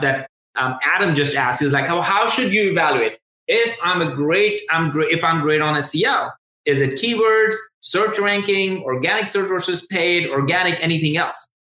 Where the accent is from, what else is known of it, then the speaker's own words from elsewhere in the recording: India; moved away as an adult; also born or lived in Tuscaloosa, Alabama, United States; I'm originally from India, and I came directly to University of Alabama, Tuscaloosa.